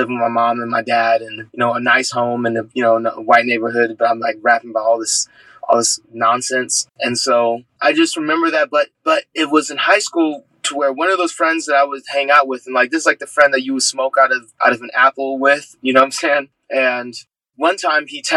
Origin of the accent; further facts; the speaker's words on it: San Diego, California, United States; I grew up in San Diego, California, in a family of four